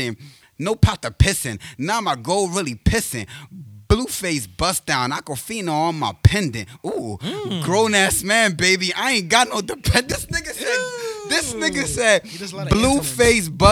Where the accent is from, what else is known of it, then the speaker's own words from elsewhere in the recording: New York, United States; I'm from New York